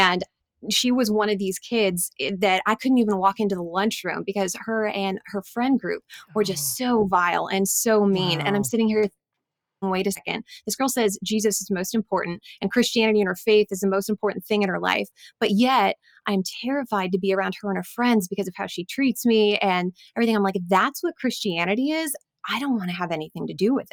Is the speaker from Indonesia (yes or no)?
no; Pacific Northwest, United States; I'm from the Pacific Northwest